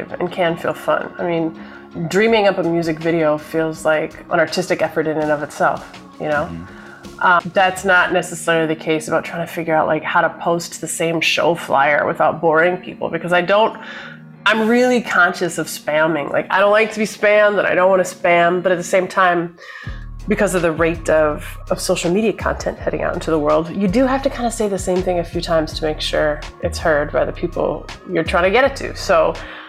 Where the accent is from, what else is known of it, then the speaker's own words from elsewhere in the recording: Minneapolis, Minnesota, United States; I grew up in Minneapolis, Minnesota.